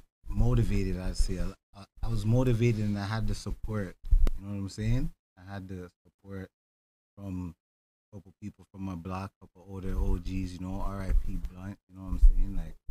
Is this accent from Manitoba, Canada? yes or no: no; Toronto, Ontario, Canada; I'm from Scarborough.